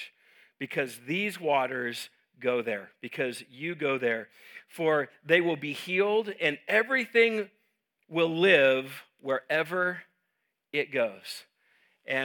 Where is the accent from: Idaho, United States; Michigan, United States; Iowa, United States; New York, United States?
Idaho, United States; Homedale; I'm from Homedale, so we say things like gooder.